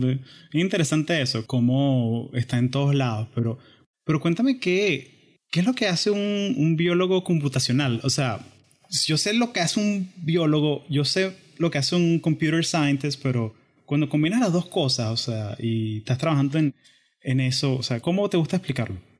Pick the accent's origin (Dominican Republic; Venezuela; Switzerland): Venezuela; somos venezolanos